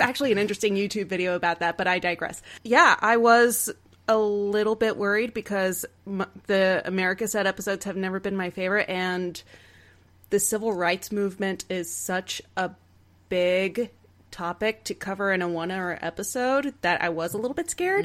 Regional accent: Texas, United States; I grew up in Texas

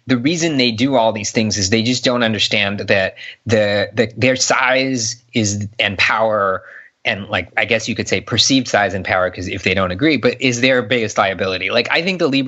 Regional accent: Southern California, United States; moved away as an adult; now in Bay Area, United States; I grew up in Southern California

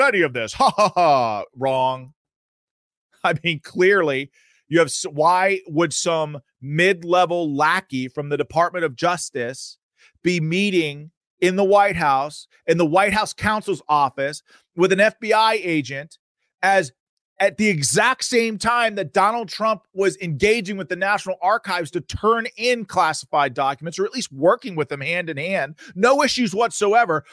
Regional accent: United States; I grew up in America, and in America that I loved

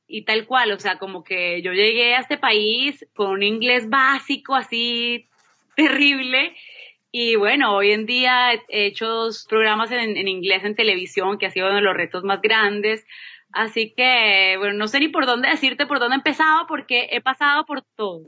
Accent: Manizales, Caldas, Colombia; moved away as an adult; also born or lived in Bogotá, Colombia / Boston, United States; soy colombiana, nací en Manizales

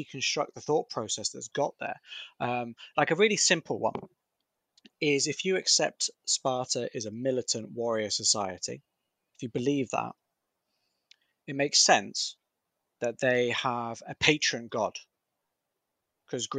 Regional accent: United Kingdom; I'm a Brit

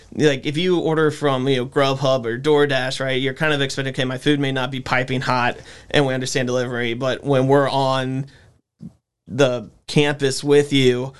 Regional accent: Winston-Salem, North Carolina, United States; born and raised in Winston, so I've been here my whole life

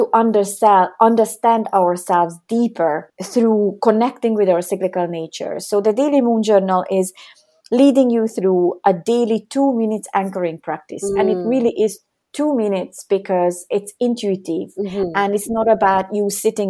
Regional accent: Hungary; I was born in Hungary, and when I was 17, that's when the Cold War was ending

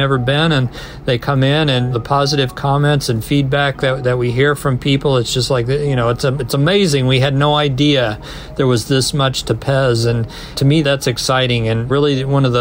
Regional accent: Kansas City, United States; moved away as an adult; now in Connecticut, United States; I'm actually from Kansas City

